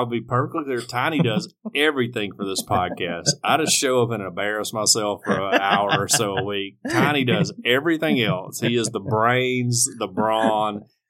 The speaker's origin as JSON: {"language": "English", "region": "the South", "country": "United States", "accent": "heavy Southern", "said": "I'm heavy Southern, too."}